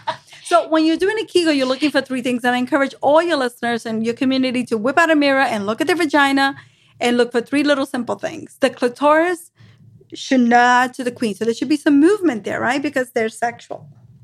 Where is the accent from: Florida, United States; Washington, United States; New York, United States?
New York, United States; I'm from New York. That's how we say it.